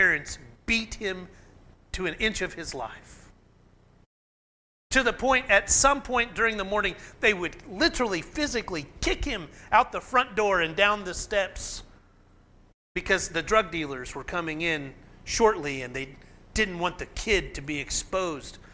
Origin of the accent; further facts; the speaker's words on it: McAlester, Oklahoma, United States; where I grew up in McAllister